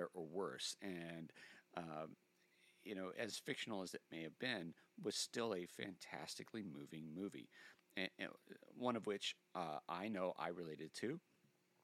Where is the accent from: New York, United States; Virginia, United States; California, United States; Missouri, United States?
Virginia, United States; Richmond; I'm from Richmond